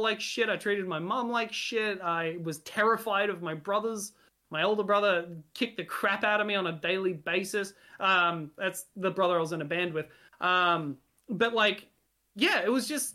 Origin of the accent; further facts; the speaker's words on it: Australia; first language Hungarian; English is a second language; Hungary will always be my home, even though I was born and raised in Australia. But that's because of my upbringing, because it was my first language